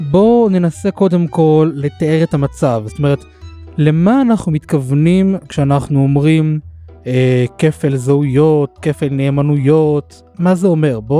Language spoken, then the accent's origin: Hebrew; Israel; first language Hebrew; אני דור שלישי בארץ, ואני לא באמת מוצא אפשרות שבה אני הולך ומהגר למדינה אחרת, כי השפה שלי היא עברית, התרבות שלי היא עברית, ישראלית